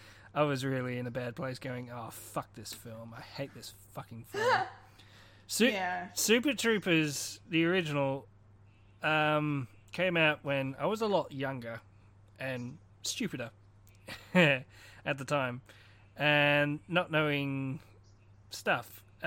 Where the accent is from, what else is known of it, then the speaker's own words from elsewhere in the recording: Canada; As a Canadian